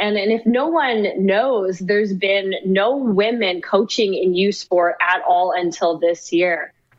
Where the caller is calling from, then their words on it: Hamilton, Ontario, Canada; I'm doing really good. I'm live from Hamilton this time.